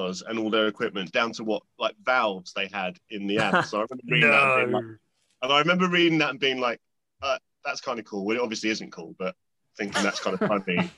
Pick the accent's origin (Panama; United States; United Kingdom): United Kingdom; Kingston upon Thames, London; I was growing up near Kingston